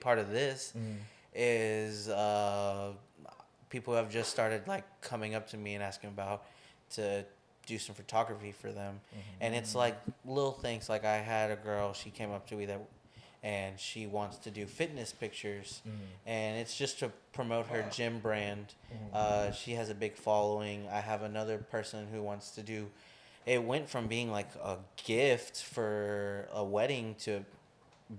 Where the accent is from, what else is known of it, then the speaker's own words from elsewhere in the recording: Texas, United States; we're from Texas